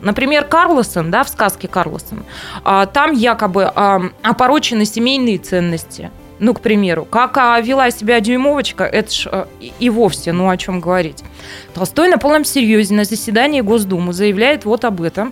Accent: Taishet, Irkutsk Oblast, Russia; moved away; я из Тайшета, и я горжусь этим

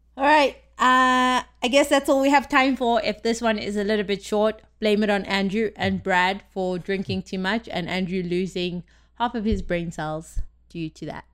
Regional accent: South Africa; now in United States; when I lived in South Africa

